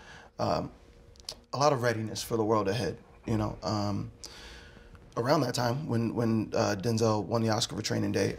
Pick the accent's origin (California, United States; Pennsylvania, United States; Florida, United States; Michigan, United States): Pennsylvania, United States; Philadelphia; I grew up in South Philly